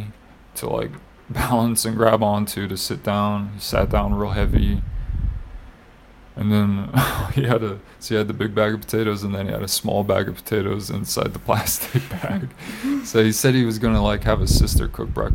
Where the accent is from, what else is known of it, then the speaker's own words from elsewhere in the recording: Iowa, United States; moved away; I was from Iowa